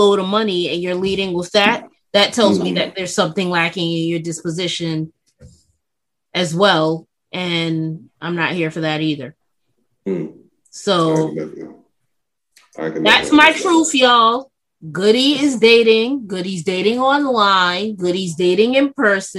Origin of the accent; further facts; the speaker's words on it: New York City, New York, United States; I'm from the Bronx